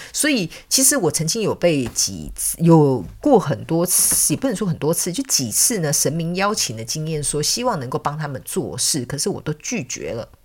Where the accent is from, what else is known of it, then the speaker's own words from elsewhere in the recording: Taiwan; 外国人到我们台湾刚开始讲中文